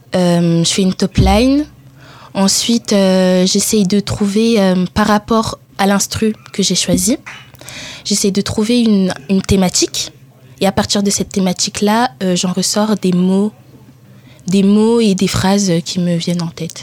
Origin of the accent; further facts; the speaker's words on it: France; also born or lived in Italy; Ensuite, j'ai déménagé en France. J'avais 8 ans.